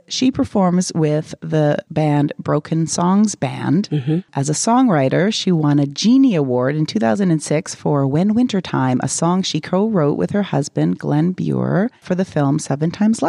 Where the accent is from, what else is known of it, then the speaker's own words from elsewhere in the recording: Winnipeg, Manitoba, Canada; born there; No, I was born in Winnipeg, but then I didn't stay in Winnipeg, but I've returned to Winnipeg 2011, so.